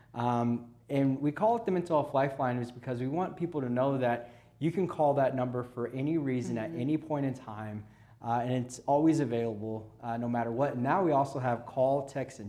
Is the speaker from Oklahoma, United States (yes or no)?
yes; Southwest Oklahoma, United States; Born and raised in Southwest Oklahoma, and now reside around the Oklahoma City metro area